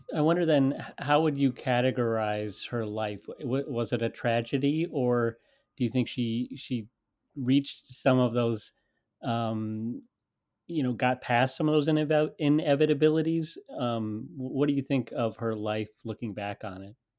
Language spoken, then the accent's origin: English; United States; I am an American. I'm speaking to you from the United States.